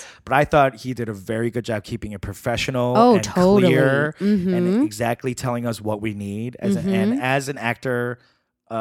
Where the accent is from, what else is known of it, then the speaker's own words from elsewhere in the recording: New York, United States; I'm from New York